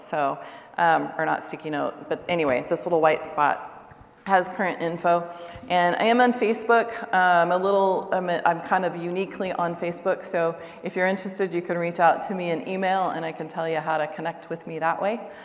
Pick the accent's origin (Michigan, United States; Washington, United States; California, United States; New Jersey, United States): Washington, United States; Seattle; moved away as an adult; also born or lived in Siberia; now in Russia; I'm actually originally from Seattle. My family's about an hour north of Seattle and about an hour south of the Canadian border